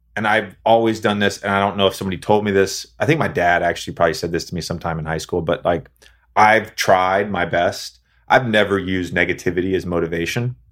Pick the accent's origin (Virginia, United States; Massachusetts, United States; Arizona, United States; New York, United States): Virginia, United States; Roanoke; Growing up in Roanoke, Virginia